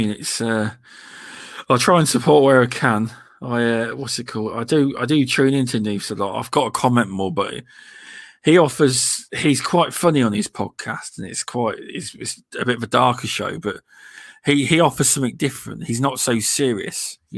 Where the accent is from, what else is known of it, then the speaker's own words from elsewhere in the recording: United Kingdom; um, we're all British, but VJ lives in California, but he's actually English.